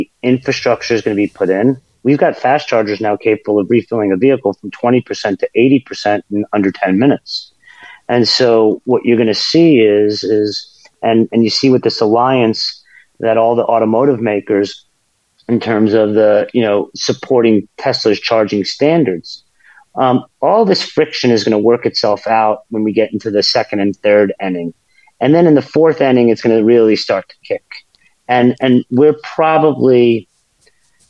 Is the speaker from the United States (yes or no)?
yes; United States; As an American